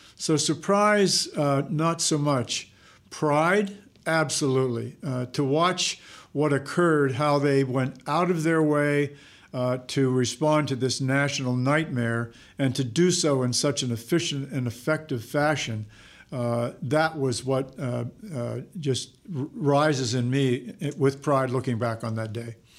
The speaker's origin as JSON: {"language": "English", "region": "Pennsylvania", "country": "United States", "said": "I'm also from Pennsylvania"}